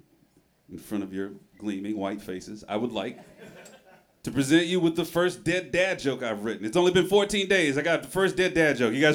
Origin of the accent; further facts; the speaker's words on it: Memphis, Tennessee, United States; moved away as an adult; now in Portland, United States; I'm originally from Memphis, Tennessee.